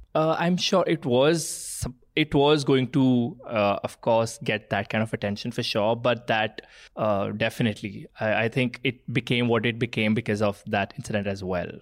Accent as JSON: {"language": "English", "town": "Jalandhar", "region": "Punjab", "country": "India", "tie": "born or raised there", "said": "am born and brought up in Punjab"}